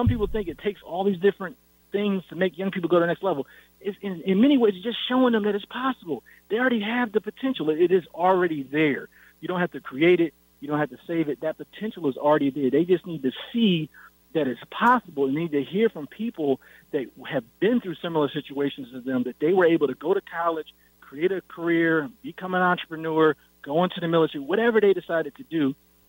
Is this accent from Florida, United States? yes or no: no; Syracuse, New York, United States; born or raised there